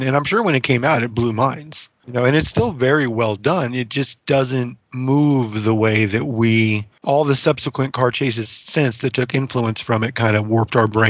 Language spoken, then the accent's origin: English; Stockton, California, United States; it was filmed and set in my hometown of Stockton, California.